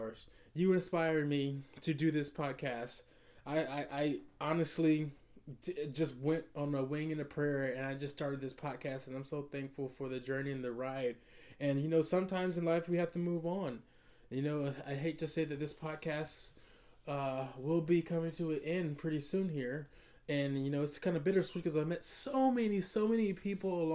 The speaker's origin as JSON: {"language": "English", "town": "Atlanta", "region": "Georgia", "country": "United States", "tie": "born or raised there", "said": "growing up in Atlanta"}